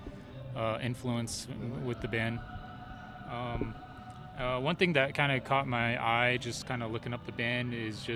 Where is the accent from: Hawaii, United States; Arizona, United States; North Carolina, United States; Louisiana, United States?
Arizona, United States; I'm from Arizona